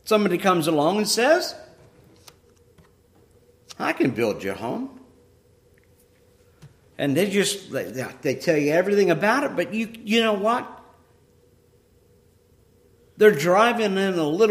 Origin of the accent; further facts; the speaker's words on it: Ohio, United States; I used to have an apple tree in the house that I grew up in Ohio